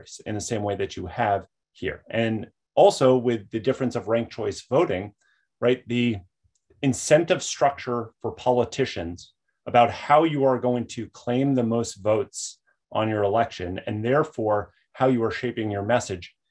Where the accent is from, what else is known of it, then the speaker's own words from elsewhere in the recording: United States; moved away as an adult; also born or lived in Australia / Beijing; as an American in Australia for the last 3.5 years